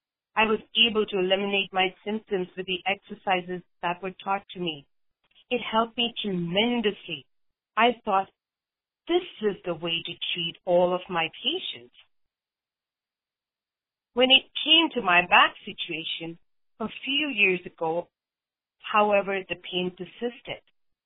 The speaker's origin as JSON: {"language": "English", "country": "India", "tie": "born or raised there", "said": "I grew up in India. My father wanted me to be a homemaker and got me admitted to a college for home economics, but I wanted a career."}